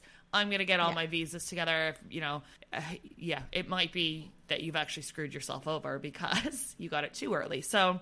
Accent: Canada; moved away as an adult; as a Canadian

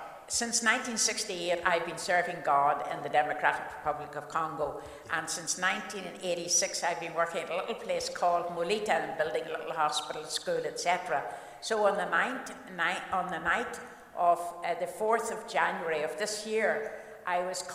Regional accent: Cookstown, Northern Ireland, United Kingdom; I was born in Cookstown, County Tyrone

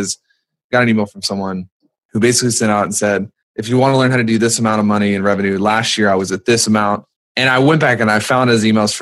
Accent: North Carolina, United States; I'm from North Carolina

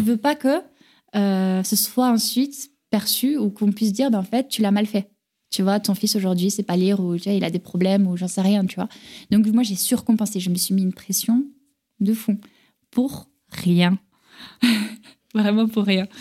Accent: France; also born or lived in Carcassonne / Toulouse; chez moi en France

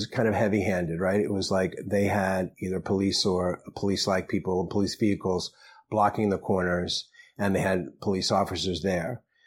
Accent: New York City, New York, United States; I grew up in the Bronx, and as many people in my Bronx neighborhood, we spent a lot of our summer, or as much as we could, in Rockaway Beach

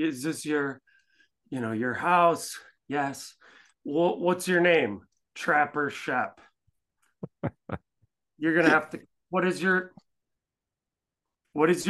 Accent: Ellsworth, Wisconsin, United States; now in Milwaukee, United States; I grew up in Ellsworth, which is famous for the cheese

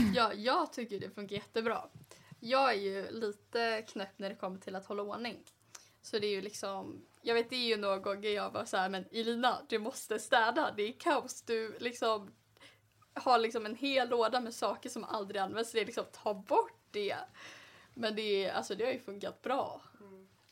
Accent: Gothenburg, Västra Götaland, Sweden; kommer från Göteborg

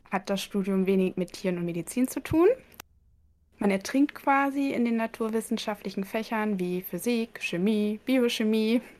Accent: Aurich, Lower Saxony, Germany; Teil auch dann in den Semesterferien habe ich sehr viel Zeit in einer Kleintierpraxis in Aurich, also meinem Heimatort, verbracht.

